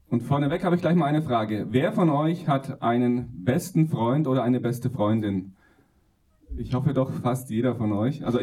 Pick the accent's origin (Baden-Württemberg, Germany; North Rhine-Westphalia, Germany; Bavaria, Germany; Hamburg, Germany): Bavaria, Germany; Günzburg; Ich komme ursprünglich aus der Nähe von Ulm, Legoland, Günzburg, falls das jemand ein Begriff ist.